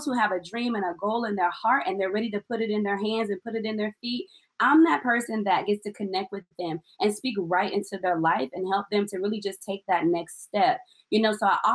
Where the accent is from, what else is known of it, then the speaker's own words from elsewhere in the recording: Illinois, United States; now in Missouri, United States; I am from Illinois